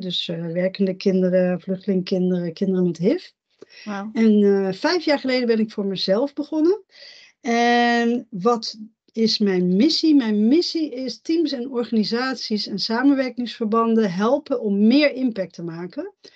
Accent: Netherlands; ik ben in Nederland geboren

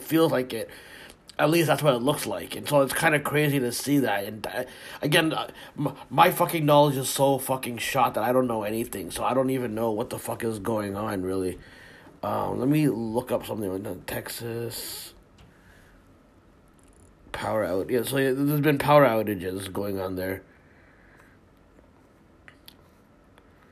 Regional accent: Canada; I'm Canadian, right? And we live literally in the fucking snow

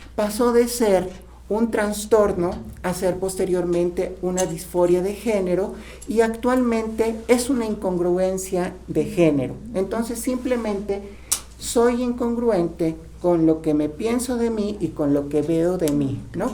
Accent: Tlaxcala, Mexico; como, mexicanos, como tlaxcaltecas

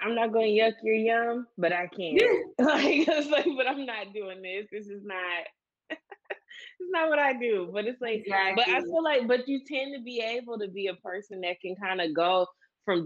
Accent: Saginaw, Michigan, United States; moved away; also born or lived in Detroit, Michigan; I was born and raised in Saginaw, Michigan. Now, I lived in Detroit before I moved from Michigan, but I'm from Saginaw, Michigan.

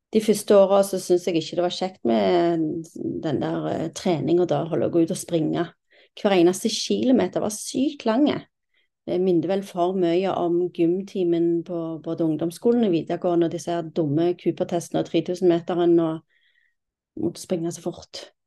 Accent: Stavanger, Rogaland, Norway; moved away as an adult; now in Kolsås, Norway; Jeg er 47 år og fra Stavanger. Jeg har ikke bodd i Stavanger på 27 år

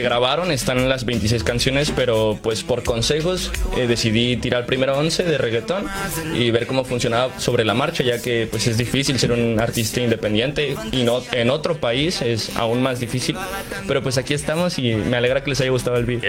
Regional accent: State of Mexico, Mexico; also born or lived in Veracruz; Yo soy del estado de México, pero eh, yo me proclamo jarocho totalmente

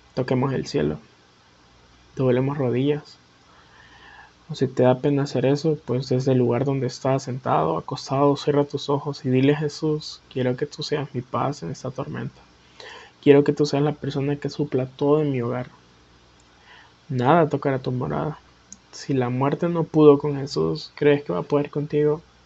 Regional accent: Honduras; Soy de Honduras

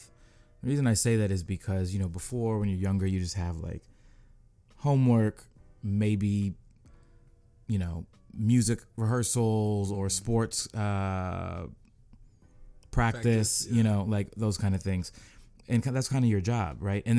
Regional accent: Seattle, Washington, United States; moved away as an adult; now in Los Angeles, United States; I'm from Seattle originally, born and raised

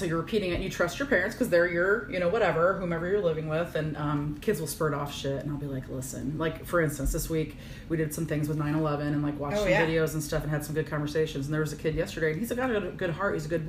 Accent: Virginia, Illinois, United States; moved away; I was raised in Virginia, Illinois, so teeny tiny, whatever. And my parents were always, in my opinion, for a small town, very open-minded. Mm-hmm. And I was raised on a farm

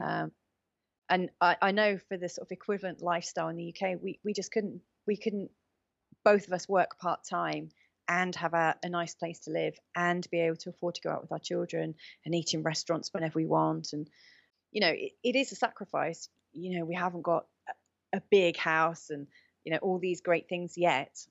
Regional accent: England, United Kingdom; moved away as an adult; now in Portugal; growing up in England, say, thirty years ago

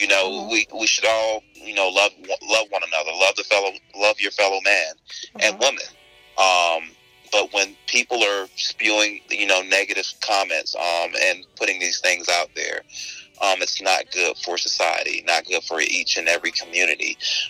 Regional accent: Tallahassee, Florida, United States; moved away as an adult; I'm originally from Florida, from Tallahassee, Florida.

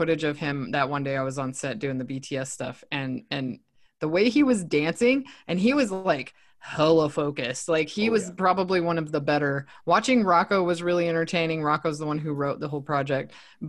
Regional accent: Utah, United States; I'm from Utah.

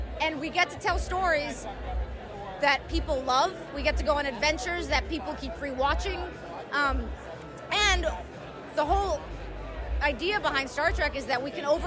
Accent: New York, United States; as a New Yorker

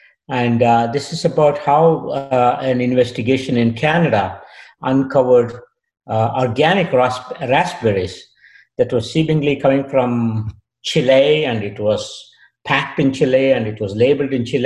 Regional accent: Bangalore, Karnataka, India; moved away as an adult; also born or lived in Australia / Kentucky, United States / Tuskegee, United States; now in United States; I was born and brought up in a city called Bangalore, India

